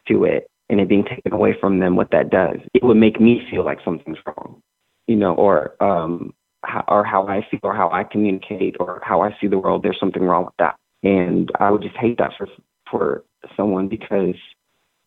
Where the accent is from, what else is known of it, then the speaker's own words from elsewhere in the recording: Arkansas, United States; I'm from Arkansas because it's who I am. It's where I grew up